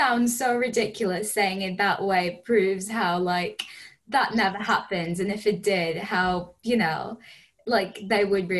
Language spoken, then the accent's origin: English; India; now in Durham, United Kingdom; I'm from India, and like I didn't really grow up around a lot of white people